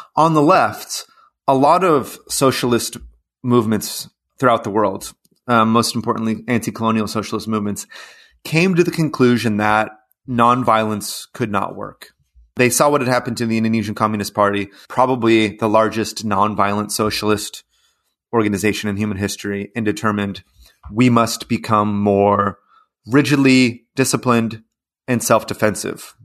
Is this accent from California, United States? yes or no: yes; Los Angeles, California, United States; moved away; also born or lived in Mexico / Venezuela / Brazil; I'm from Los Angeles